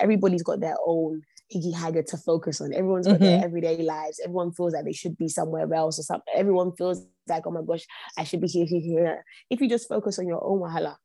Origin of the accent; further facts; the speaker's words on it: London, United Kingdom; I was born and bred in London, born and raised St. Thomas' Hospital, grew up in Brixton